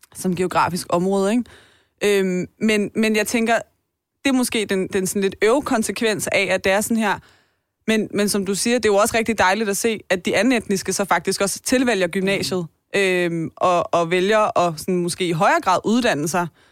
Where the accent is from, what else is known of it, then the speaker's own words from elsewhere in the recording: Taastrup, Capital Region of Denmark, Denmark; jeg er jo vokset op på Vestegnen